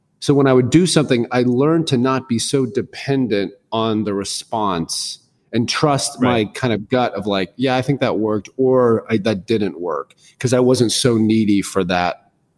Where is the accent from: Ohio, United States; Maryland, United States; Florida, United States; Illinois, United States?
Florida, United States; Tallahassee; also born or lived in West Point, New York / Fairfax, Virginia / Germany; I was born in West Point, New York. And then we lived in Fairfax, Virginia. We moved to Germany and Berlin and Heidelberg. We lived all these different places. And in the 7th grade, my dad retired as a colonel. And then we retired in Tallahassee, Florida.